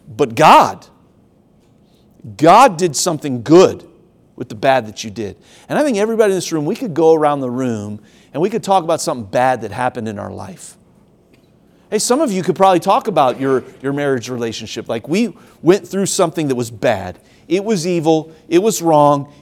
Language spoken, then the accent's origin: English; Ohio, United States; also born or lived in Tennessee; now in South Carolina, United States; I grew up in Ohio